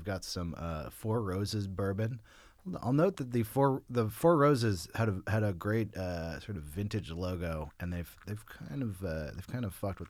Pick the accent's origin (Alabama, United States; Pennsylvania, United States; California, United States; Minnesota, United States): California, United States; Berkeley; I grew up in Berkeley, California. I moved there when I was about 5 years old.